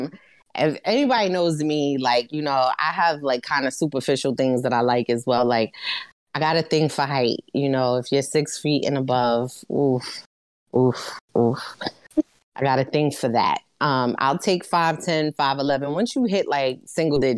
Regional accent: New York City, New York, United States; I'm from Brooklyn

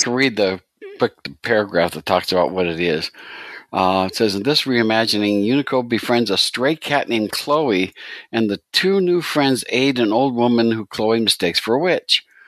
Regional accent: United States; I'm, I'm too American

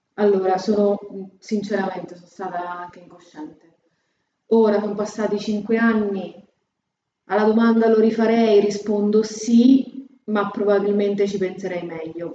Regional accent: Fabriano, Marche, Italy; accent: Fabriano; moved away as an adult; non so se si sente ma sono di Fabriano, l'accento non manca. E, ehm, io sono nata a Fabriano

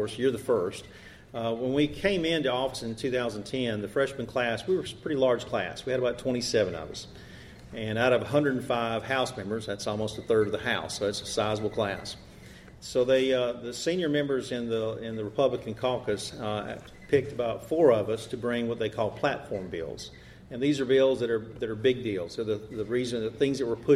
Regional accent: Andalusia, Alabama, United States; I'm from Andalusia

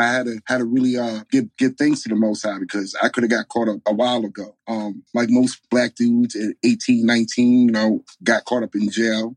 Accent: New York, United States; moved away as an adult; also born or lived in Bronx, New York / Delaware; now in Arizona, United States; I grew up in uh, New York, between the Bronx and upstate Catskill Mountains. Um, born and raised up upstate New York from, I'm going to say up to 18, 19

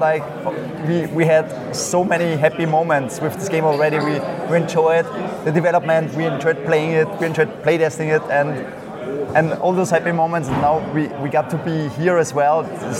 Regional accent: near Melk, Lower Austria, Austria; Lower Austria, so 1 hour from Vienna.

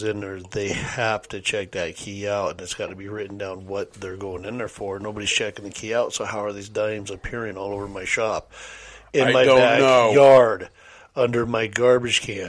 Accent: Kelso, Washington, United States; growing up in South Kelso

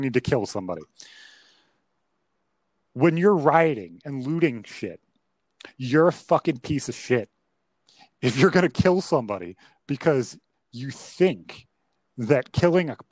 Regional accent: upstate New York, United States; with us being from upstate New York

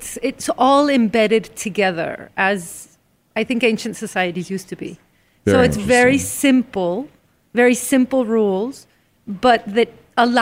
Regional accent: Veracruz, Mexico; I'm here from Veracruz.

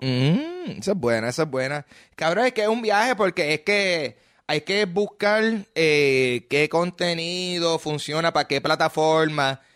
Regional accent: Puerto Rico; yo siento que soy súper puertorriqueño

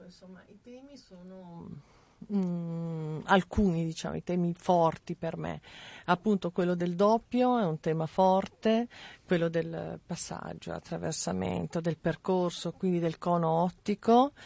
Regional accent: Mantua, Lombardy, Italy; also born or lived in Milan; sono nata a Mantova, ho cominciato con delle piccole mostre, diciamo, nei dintorni

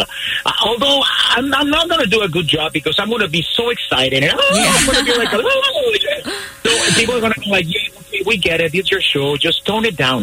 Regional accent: Mexico; English is a second language; I'm sure you think I'm from Scotland, but I'm not. I'm from Mexico. So because this is not my language

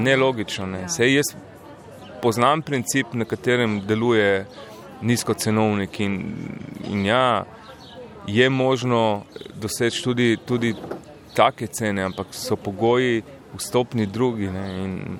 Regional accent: Slovenia; Slovenci smo kot narod

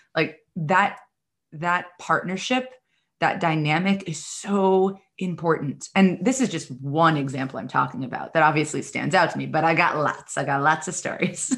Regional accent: New York City, New York, United States; I'm from the New York City area

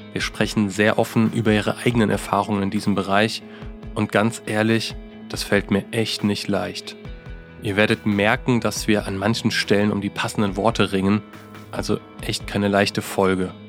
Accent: Germany; Ich als Deutscher

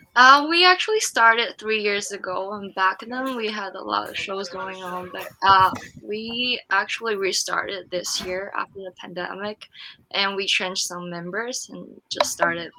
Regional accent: Lanzhou, Gansu, China; English is a second language; moved away as an adult; also born or lived in Glendale, California; now in Irvine, United States; from Lanzhou, China, in the northwest

